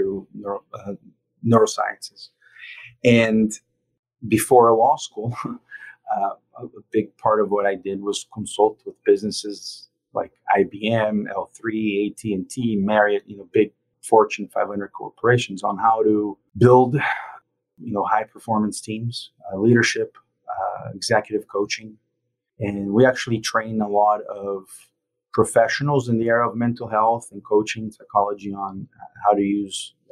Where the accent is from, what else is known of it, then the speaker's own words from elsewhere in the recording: Brazil; also born or lived in Italy; now in Jacksonville, United States; So I'm Italian. I grew up in Brazil.